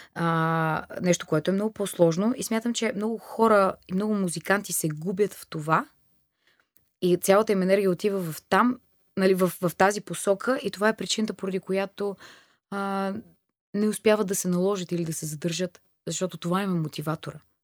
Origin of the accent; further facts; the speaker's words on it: Bulgaria; also born or lived in Germany / Thailand; Аз идвам от България